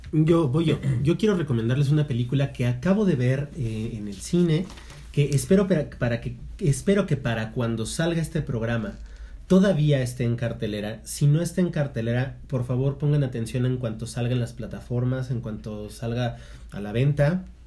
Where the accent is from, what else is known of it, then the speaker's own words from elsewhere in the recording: Mexico; como buenos mexicanos